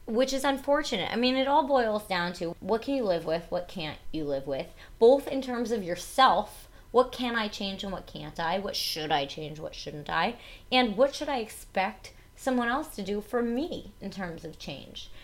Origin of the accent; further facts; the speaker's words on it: New Jersey, United States; I talk with an accent because I'm from New Jersey